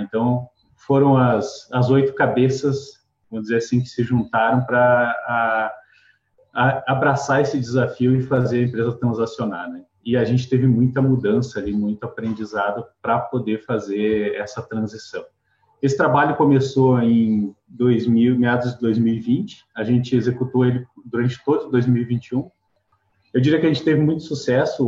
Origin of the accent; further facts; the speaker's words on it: Rio Grande do Sul, Brazil; now in Curitiba, Brazil; eu sou gaúcho, eu moro em Curitiba já há mais de 10 anos.